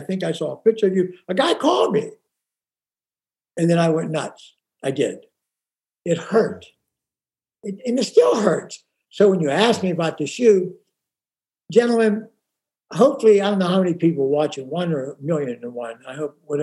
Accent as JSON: {"language": "English", "town": "Pittsburgh", "region": "Pennsylvania", "country": "United States", "moved": "yes", "lives_now": "Rancho Mirage, United States", "said": "I'm from Pittsburgh"}